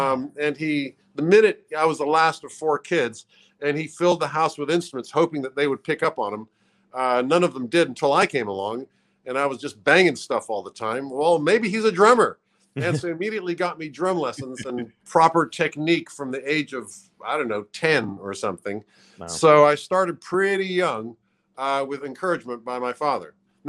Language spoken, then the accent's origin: English; Langley, Virginia, United States; When I was born in Langley, Virginia, which is a suburb of the CIA headquarters